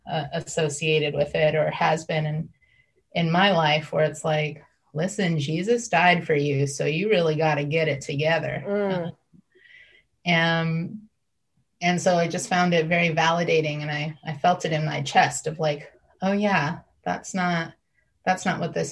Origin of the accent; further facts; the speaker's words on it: Midwest, United States; I grew up in the Midwest and i definitely seen those throw pillows